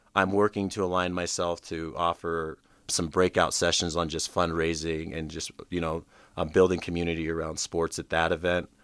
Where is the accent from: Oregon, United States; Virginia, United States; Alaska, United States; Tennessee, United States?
Alaska, United States; Anchorage; I grew up in Anchorage, Alaska